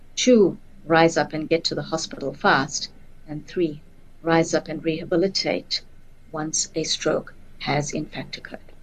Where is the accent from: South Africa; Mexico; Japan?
South Africa